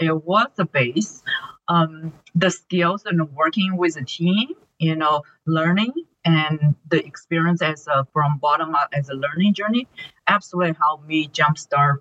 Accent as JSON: {"language": "English", "country": "China", "tie": "born or raised there", "second_language": "English", "moved": "as an adult", "lives_now": "United States", "said": "I am born and raised in China"}